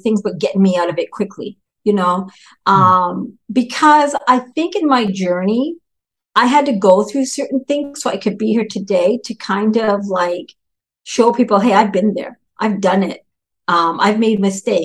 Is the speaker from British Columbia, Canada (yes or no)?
yes; Vancouver, British Columbia, Canada; also born or lived in Duncan, British Columbia; I'm actually from Canada, Vancouver, British Columbia, born in a little town called Duncan, British Columbia